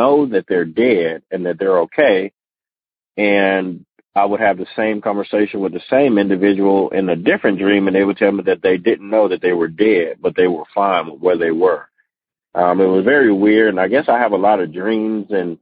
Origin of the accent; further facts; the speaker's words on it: Las Vegas, Nevada, United States; moved away as an adult; now in Atlanta, United States; I'm born and raised in Vegas. I just moved to Atlanta recently